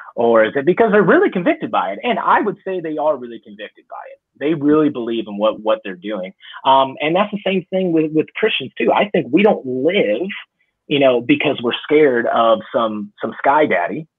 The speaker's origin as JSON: {"language": "English", "town": "Chicago", "region": "Illinois", "country": "United States", "tie": "born or raised there", "said": "I grew up in Chicago"}